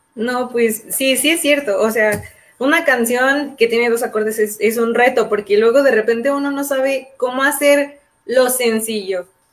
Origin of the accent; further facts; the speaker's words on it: León, Guanajuato, Mexico; Nosotros somos eh, de León, Guanajuato, estamos en el centro del país